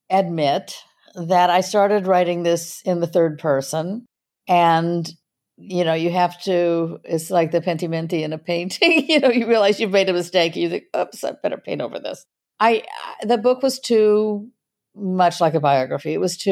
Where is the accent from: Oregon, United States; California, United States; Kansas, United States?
California, United States; Los Angeles; So I was raised in Hollywood